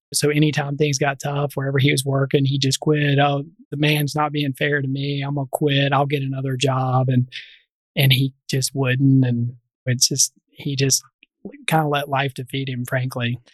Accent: Memphis, Tennessee, United States; I'm a native of Memphis. I did not grow up on the right side of tracks in Memphis. So I grew up in North Memphis

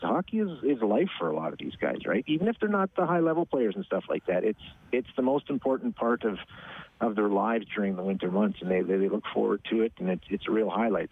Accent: Edmonton, Alberta, Canada; I born and raised in Edmonton

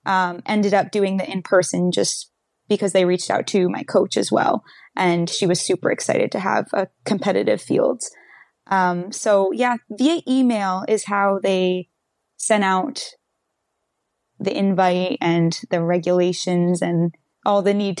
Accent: New York City, New York, United States; because we're all in from the New York City area.

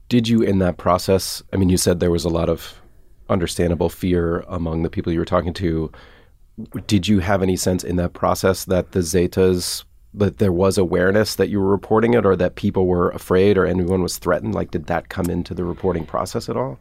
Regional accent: Atlanta, Georgia, United States; moved away; I'm from Atlanta

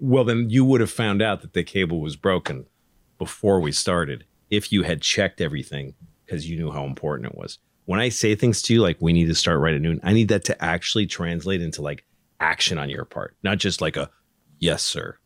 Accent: Newton, Massachusetts, United States; I grew up in Newton

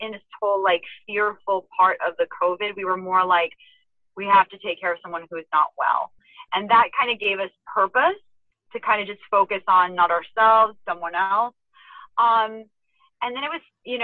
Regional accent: Las Vegas, Nevada, United States; I enjoyed growing up in Vegas

